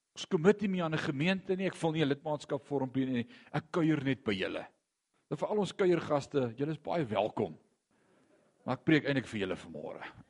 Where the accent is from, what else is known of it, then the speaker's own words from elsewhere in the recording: Gauteng, South Africa; ek kom van Gauteng af